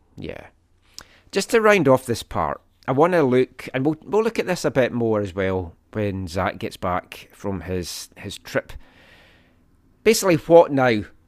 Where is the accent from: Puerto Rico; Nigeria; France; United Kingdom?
United Kingdom; Scotland; moved away as an adult; now in Canada; I'm Scottish